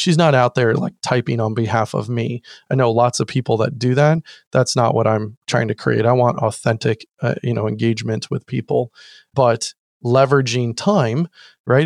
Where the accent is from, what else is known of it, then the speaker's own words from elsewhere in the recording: Orange County, California, United States; also born or lived in San Diego / Kansas; I moved to Orange County, uh, which is actually where I grew up